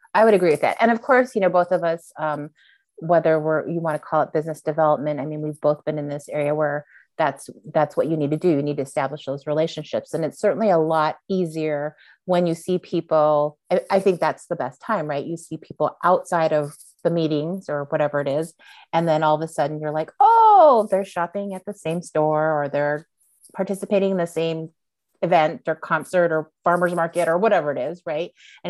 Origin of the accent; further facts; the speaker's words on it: East Coast, United States; But I remember even growing up on the East Coast where it was, you know, when I would walk home alone at night, let's say in a downtown area